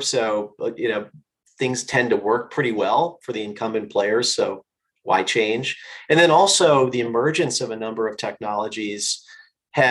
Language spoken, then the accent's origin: English; Northwest Indiana, United States; I grew up in a small town in Northwest Indiana